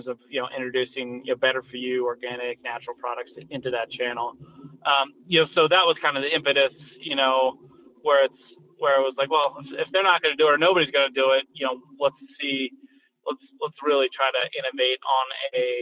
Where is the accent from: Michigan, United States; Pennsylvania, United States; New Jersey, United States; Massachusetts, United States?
Pennsylvania, United States; outside of Philadelphia; moved away; also born or lived in Barcelona, Spain; I grew up outside of Philadelphia